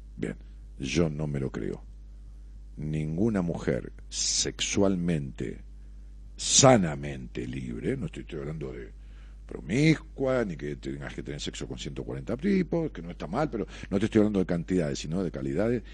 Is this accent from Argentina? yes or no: yes; La Matanza, Buenos Aires, Argentina; mi pueblo, de la, de la matanza